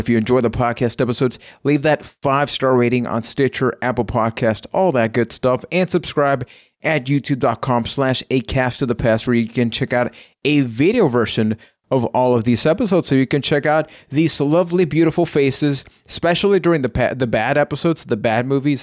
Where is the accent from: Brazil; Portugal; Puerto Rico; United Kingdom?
Puerto Rico; I am from Puerto Rico